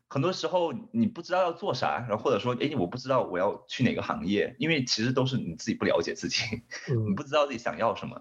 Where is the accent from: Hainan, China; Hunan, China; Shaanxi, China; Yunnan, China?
Hainan, China; moved away as an adult; also born or lived in San Francisco, United States / Japan; now in Los Angeles, United States; 因为我可能是从海南来的吧，就是对。所以我，我比较喜欢这种海岛，然后就是非常温暖的天气